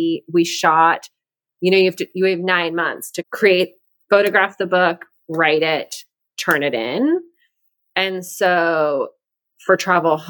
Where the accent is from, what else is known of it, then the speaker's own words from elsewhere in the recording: Mexico; moved away; I grew up in Mexico.